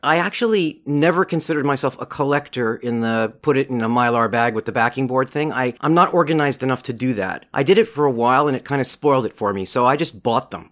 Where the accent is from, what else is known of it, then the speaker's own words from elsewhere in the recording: Montreal, Quebec, Canada; I grew up in Montreal